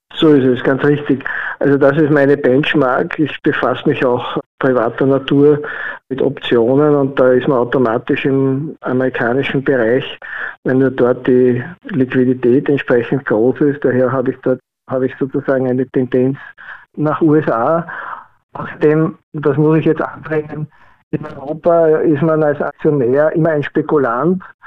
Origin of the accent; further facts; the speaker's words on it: Vienna, Austria; bin aus Wien